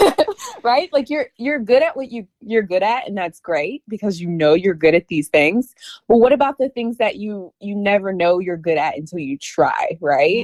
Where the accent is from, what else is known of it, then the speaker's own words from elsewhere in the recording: North Carolina, United States; moved away as an adult; now in Washington, D.C. area, United States; I currently live in the DC area, but I'm originally from North Carolina. Um, born and raised in North Carolina.